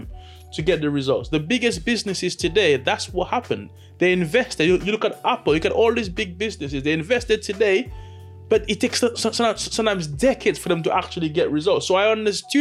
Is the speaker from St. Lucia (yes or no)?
yes; St. Lucia; born and raised in St. Lucia